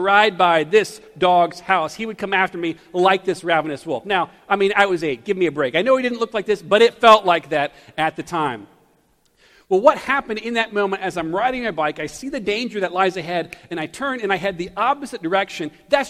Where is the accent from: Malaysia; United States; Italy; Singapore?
United States; Taylors, South Carolina; also born or lived in Greenville, South Carolina; I was born in Greenville, but grew up in Taylors, in the country right outside of Greenville